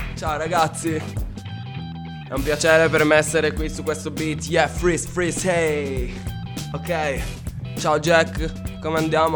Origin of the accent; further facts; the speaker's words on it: Calabria, Italy; now in Cuneo, Italy; del mio paese che è la Calabria